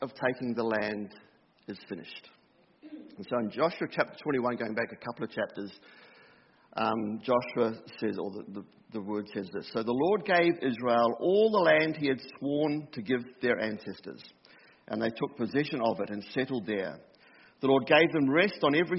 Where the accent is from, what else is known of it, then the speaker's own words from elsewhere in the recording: New Zealand; Growing up in New Zealand, we had one channel